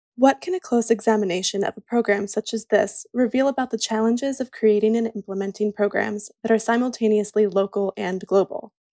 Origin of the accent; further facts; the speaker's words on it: Peru; moved away as an adult; now in Finland; I'm from Peru